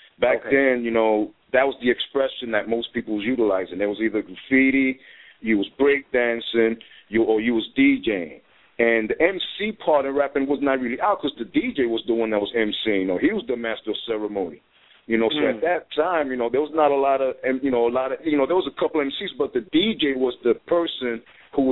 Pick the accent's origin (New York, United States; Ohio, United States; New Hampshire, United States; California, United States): New York, United States; New York City; I grew up in the part on High Bridge. It's like right up the block from the new Yankee Stadium